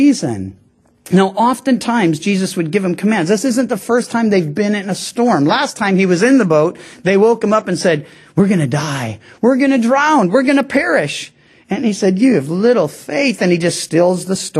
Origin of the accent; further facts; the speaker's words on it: Missouri, United States; I'm from Missouri, the show me state